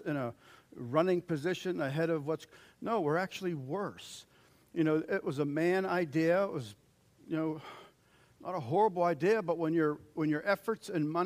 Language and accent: English; United States; as American Christians